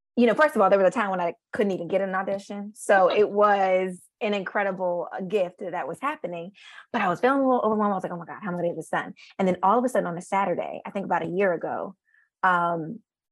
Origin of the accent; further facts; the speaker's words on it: Richmond, Virginia, United States; moved away as an adult; also born or lived in Philadelphia, Pennsylvania / New York; I am from Richmond, Virginia